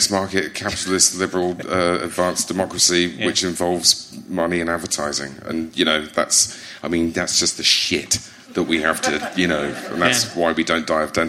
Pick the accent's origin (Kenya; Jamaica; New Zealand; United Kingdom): United Kingdom; East Midlands; and you say to people, I'm from Lincolnshire, and they sort of blink politely